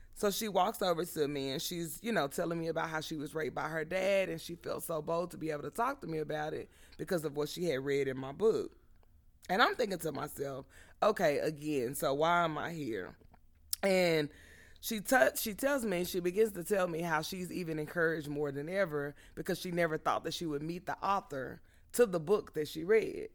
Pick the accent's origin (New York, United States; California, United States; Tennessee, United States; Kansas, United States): California, United States; Southern; we grew up in Southern California, where it was common to be interracial